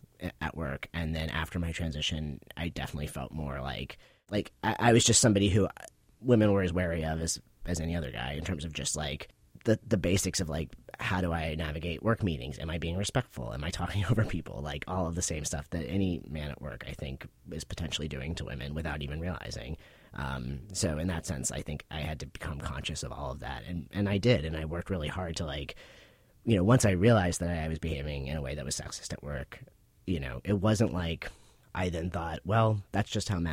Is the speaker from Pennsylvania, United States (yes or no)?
yes; Pittsburgh, Pennsylvania, United States; In Pittsburgh, Pennsylvania.